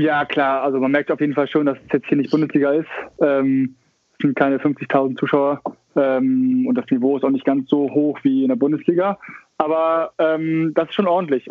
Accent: Hamburg, Germany; moved away as an adult; now in Australia; Hamburger durch und durch, ja, kann man so sagen. Also ich bin geboren in Hamburg, aber mit, mit vier sind wir nach Bakteide gezogen, in den Vorort von Hamburg

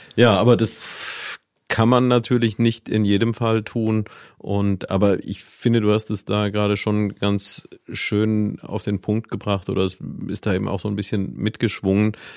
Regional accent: Neuwied, Rhineland-Palatinate, Germany; moved away as an adult; ich selbst bin ja gebürtiger Neuwieder und hier aufgewachsen

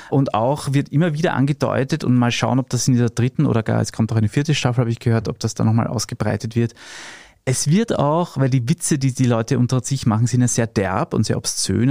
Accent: Austria; bei uns in Österreich

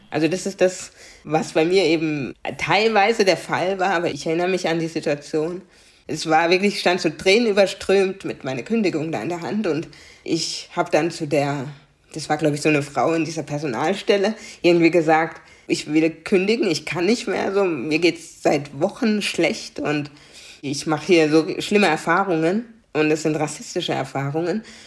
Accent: Karlsruhe, Baden-Württemberg, Germany; first language German; ich bin in Karlsruhe geboren, ich kenne nichts anderes und ich bin Karlsruherin.

